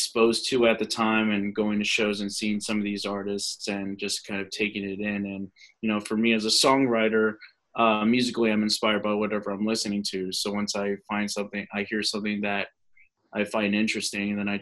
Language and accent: English; Lancaster, California, United States; moved away as an adult; also born or lived in Kingston upon Thames, United Kingdom / Bath, United Kingdom; now in Nashville, United States; I was born and raised in Southern California in a town called Lancaster, outside of Los Angeles